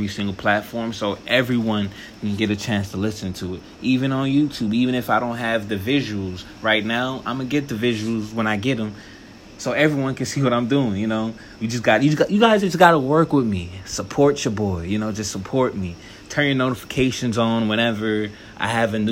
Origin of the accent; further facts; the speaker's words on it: Apollo Beach, Florida, United States; also born or lived in Baltimore, Maryland / Fort Lauderdale, Florida; We moved to a little suburban town outside of Tampa called Apollo Beach. It was cool. You know, I finished elementary, middle, high school there.